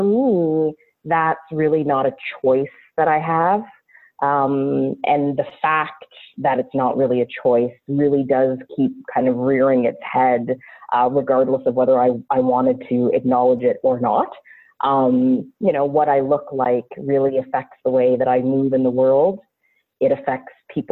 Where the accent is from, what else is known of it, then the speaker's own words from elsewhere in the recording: Ottawa, Ontario, Canada; first language English; I grew up in Ottawa, Ontario, Canada, which is the capital city of my fantastic country.